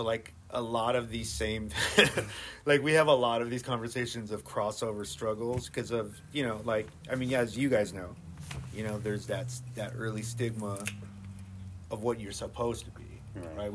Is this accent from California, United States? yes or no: yes; San Diego, California, United States; because of growing up in Vadiologan